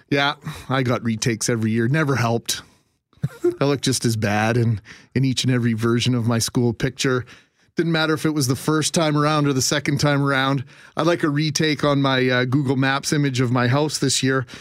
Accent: Winnipeg, Manitoba, Canada; I grew up in the West End

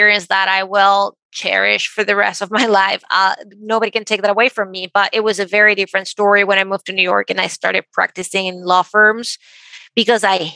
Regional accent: Venezuela; moved away as an adult; now in United States; I grew up in Venezuela and my parents were very conservative.

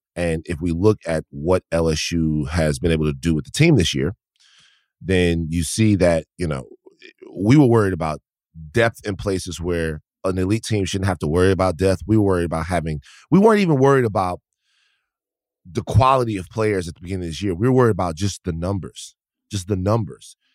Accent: Baton Rouge, Louisiana, United States; born or raised there; moved away

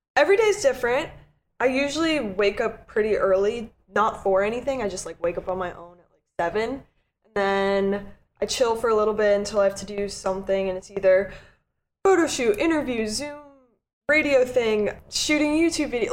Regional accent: Connecticut, United States; moved away; my hometown friends, I was out with them mm-hmm. in Connecticut

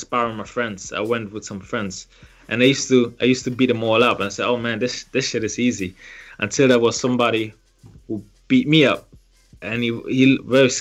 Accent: Germany; moved away as an adult; also born or lived in Liberia; now in United Kingdom; I was born in Liberia, West Africa, and then grew up in Germany before I then moved to the UK when I was about 20

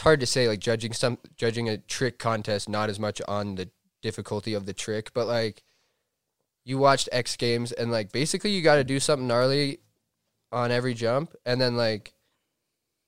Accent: Steamboat Springs, Colorado, United States; I grew up in Steamboat Springs, Colorado

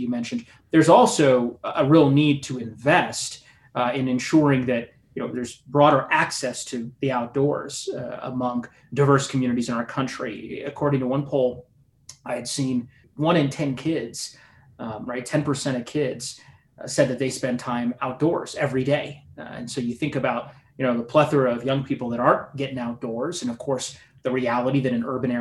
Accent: Colorado, United States; I grew up in Colorado, as you know. I moved here when I was six and I've never left

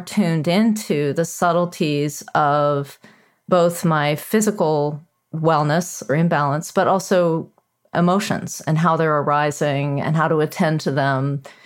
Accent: United States; when I was growing up in America

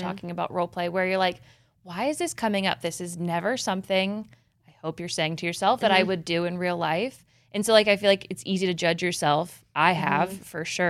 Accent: Midwest, United States; Did you like how I'm from the Midwest when I said tapping in?

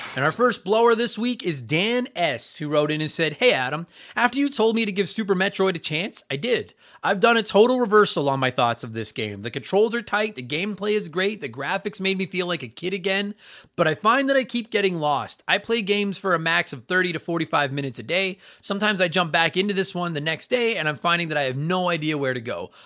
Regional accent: Canada; also born or lived in Edmonton, Alberta; I am also from Canada. I live here in Edmonton, Alberta

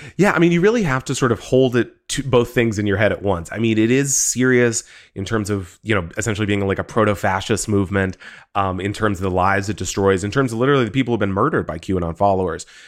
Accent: Texas, United States; growing up in Texas

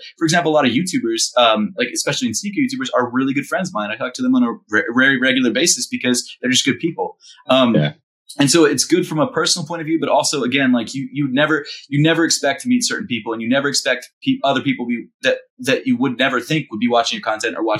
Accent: Baltimore, Maryland, United States; also born or lived in New York; now in Philadelphia, United States; I'm from Baltimore originally

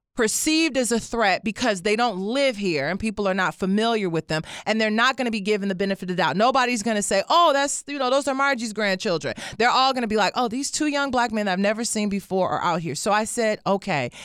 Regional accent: Detroit, Michigan, United States; moved away; I grew up in Detroit

